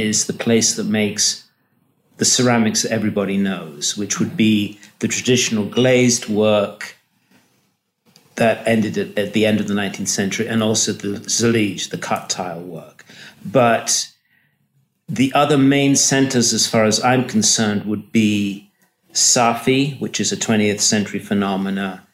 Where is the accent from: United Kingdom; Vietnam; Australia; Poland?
United Kingdom; England; moved away as an adult; now in Morocco; I was born in England, and I have an undergraduate degree in ceramics from an art school in England, Bristol School of Art